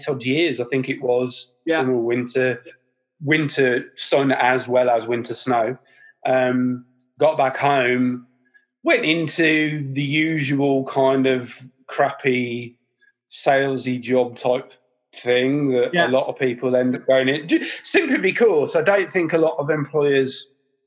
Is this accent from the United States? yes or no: no; Birmingham, West Midlands, United Kingdom; being a Brummie